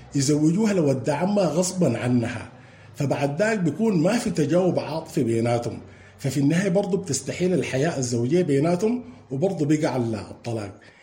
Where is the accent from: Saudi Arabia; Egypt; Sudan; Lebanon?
Sudan; عندنا في السودان وفي مجتمعاتنا